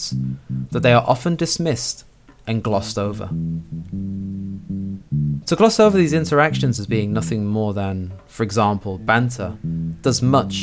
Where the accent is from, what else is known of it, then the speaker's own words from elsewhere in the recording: London, United Kingdom; I'm from London. No, but really. London